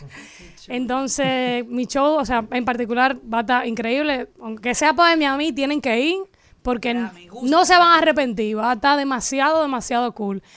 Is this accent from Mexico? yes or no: no; Dominican Republic; accent: Dominican; era dominicana